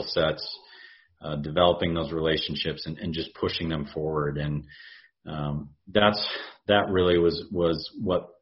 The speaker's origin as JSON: {"language": "English", "town": "Houston", "region": "Texas", "country": "United States", "tie": "born or raised there", "also_born_or_lived": "Charleston", "moved": "as an adult", "said": "my hometown"}